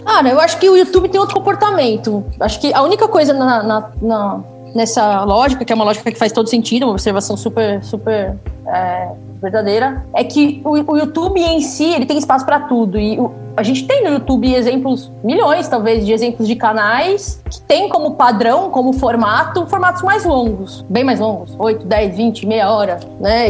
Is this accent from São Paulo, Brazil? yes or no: yes; São Bernardo do Campo, São Paulo, Brazil; Eu sou do ABC, na verdade, eu nasci em São Bernardo